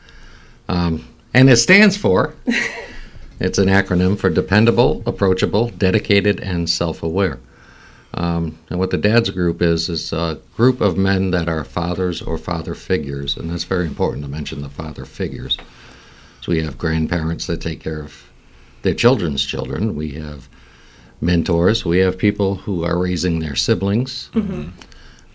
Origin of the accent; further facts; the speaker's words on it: Massachusetts, United States; now in Madison County, New York, United States; I come from Massachusetts, so you might hear a funny accent here and there